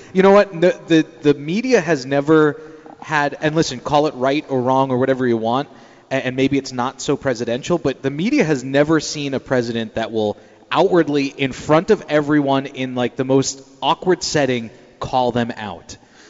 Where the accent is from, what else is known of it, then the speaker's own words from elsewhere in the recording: New York, United States; I'm from New York, and I'm a New York liberal.